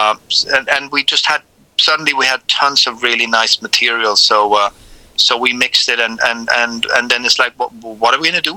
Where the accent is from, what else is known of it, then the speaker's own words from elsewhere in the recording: Sweden; I'm from Sweden